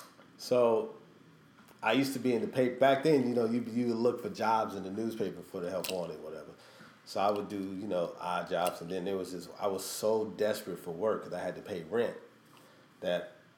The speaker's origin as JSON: {"language": "English", "region": "Midwest", "country": "United States", "said": "I don't know if that's because I was from the Midwest, and it's, you know, Chicago's kind of like New York in a way, more than LA."}